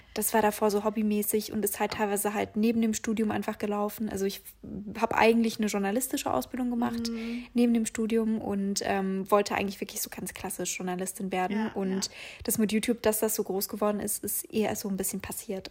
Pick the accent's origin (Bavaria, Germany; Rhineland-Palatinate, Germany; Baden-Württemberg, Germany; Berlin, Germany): Bavaria, Germany; Augsburg; moved away; wie ich damals in meiner Heimat in Augsburg bin ich damit so, so Stadtsparkasse Sparkasse Augsburg gegangen